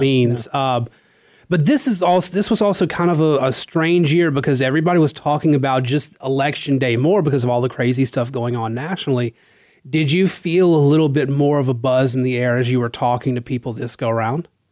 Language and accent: English; Natchitoches Parish, Louisiana, United States; moved away; I come from Natchitoches Parish